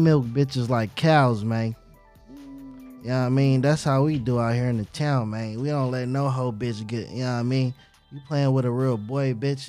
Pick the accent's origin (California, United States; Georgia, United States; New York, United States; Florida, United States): California, United States; Oakland; I'm 15 years old, though, with like five hoes, right? So it's like, I'm from the town, though. I'm really from Oakland, right?